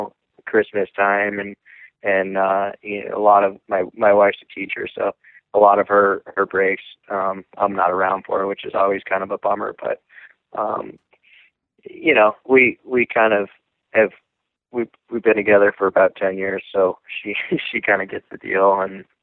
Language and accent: English; Lake Placid, New York, United States; I'm from Lake Placid, New York